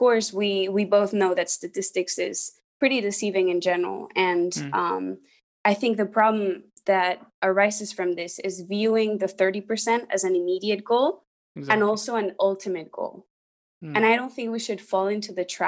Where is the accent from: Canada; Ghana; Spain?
Spain; moved away as an adult; now in United States; I'm from Spain. I studied in the US and work here in the US